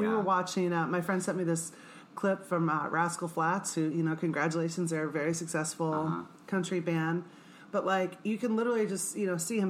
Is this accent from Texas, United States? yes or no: no; Manhattan, Kansas, United States; I grew up in Manhattan, Kansas, and it, it is a conservative uh-huh. red state